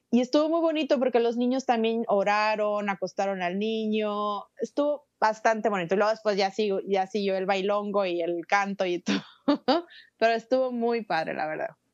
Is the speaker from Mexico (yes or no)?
yes; Xicoténcatl, Tamaulipas, Mexico; moved away as an adult; also born or lived in Ciudad Mante, Tamaulipas; now in Los Angeles, United States; Soy de un pueblito llamado Jicotencatl, Tamaulipas. Eh, bueno, nací en Ciudad Mante, Tamaulipas